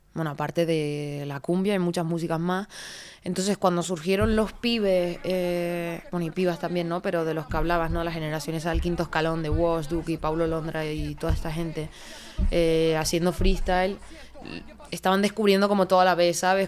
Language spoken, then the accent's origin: Spanish; Canary Islands, Spain; accent: Canarian; moved away; also born or lived in Madrid / Barcelona; yo soy muy canaria, de hecho cuando lo has dicho me sale todo el acento a muerte